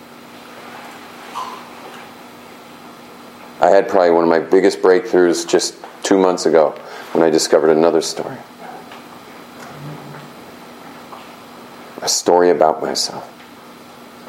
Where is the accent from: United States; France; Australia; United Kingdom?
United States; Los Angeles, California; I grew up in West LA in this super wealthy community